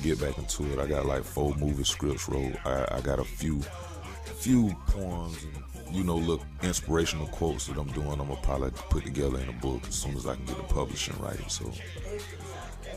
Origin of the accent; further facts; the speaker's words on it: Augusta, Georgia, United States; I'm from Augusta, Georgia